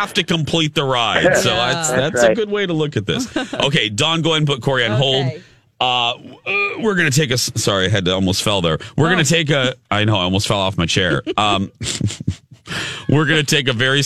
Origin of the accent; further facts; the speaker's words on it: Chicago, Illinois, United States; I'm from the Chicago area too.